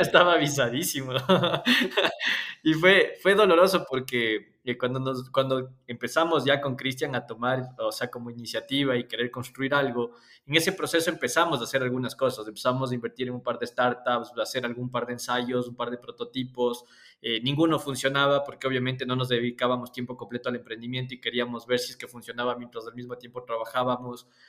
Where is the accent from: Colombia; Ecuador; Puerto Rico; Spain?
Ecuador; Cayambe, Pichincha; nací en Cayambe